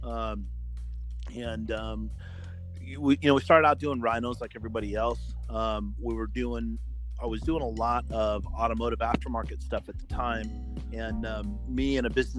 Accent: San Diego, California, United States; I grew up in San Diego

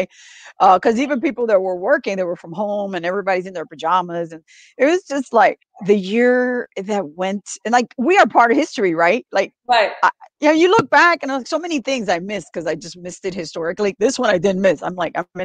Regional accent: New York City, New York, United States; moved away; I grew up in New York City, and my branch library is the Tremont Branch Library in South Bronx

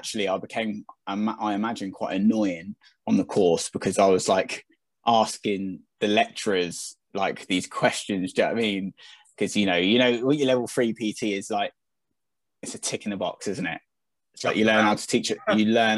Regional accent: Southampton, South East England, United Kingdom; moved away as an adult; now in Chichester, United Kingdom; I am a scummer. I am from Southampton

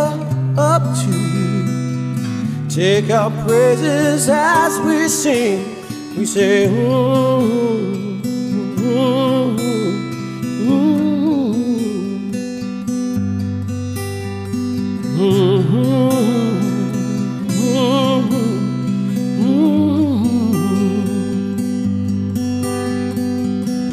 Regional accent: East Coast of the United States, United States; also born or lived in Washington, D.C.; I grew up on the East Coast of the United States of America

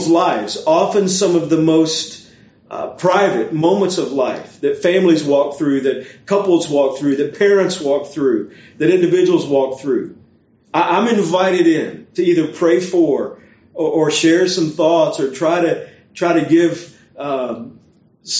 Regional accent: Beaumont, Texas, United States; moved away as an adult; also born or lived in North Carolina; now in Orlando, United States; a church in the area where I grew up in Beaumont, Texas

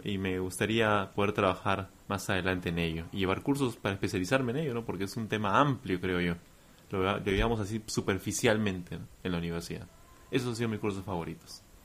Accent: Peru; yo soy de Perú

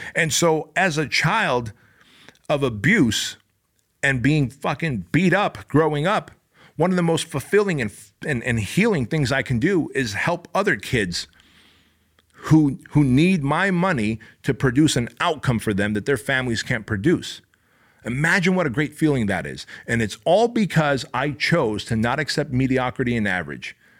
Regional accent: Anaheim, California, United States; also born or lived in Armenia; we came from Armenia. We escaped communism. I was six years old. I grew up in my dad's tailor shop that he started this little tailor shop in Anaheim.

